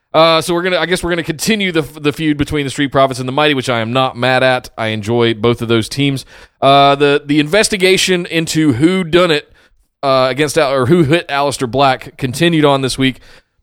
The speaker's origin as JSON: {"language": "English", "country": "Canada", "said": "Is I don't care. I'm Canadian."}